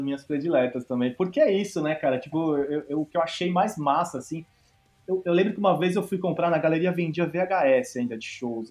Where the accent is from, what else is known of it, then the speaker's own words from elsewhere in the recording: São Paulo, Brazil; Eu sou de São Paulo, então eu tive a sorte, assim, na real, de, putz, meu pai, meu pai e minha mãe, minha casa era bem musical